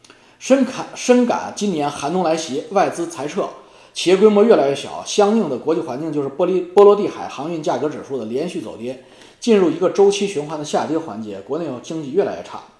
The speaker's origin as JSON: {"language": "Chinese", "country": "China", "said": "作为一个中国人，作为一个讲。呃，黄黄皮肤的黑头发的中国人"}